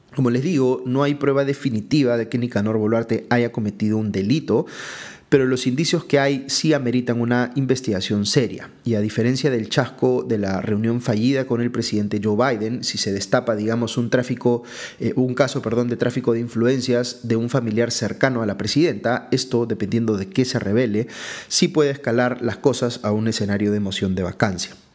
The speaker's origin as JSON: {"language": "Spanish", "country": "Peru"}